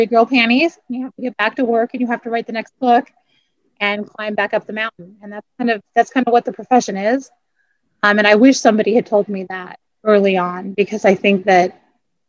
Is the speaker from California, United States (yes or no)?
yes; San Diego, California, United States; now in Austin, United States; I live in Austin now, but I grew up in San Diego